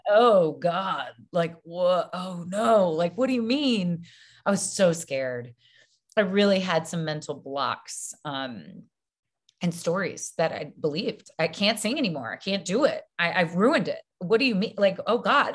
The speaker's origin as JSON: {"language": "English", "town": "Baton Rouge", "region": "Louisiana", "country": "United States", "tie": "born or raised there", "said": "I grew up in Baton Rouge, Louisiana."}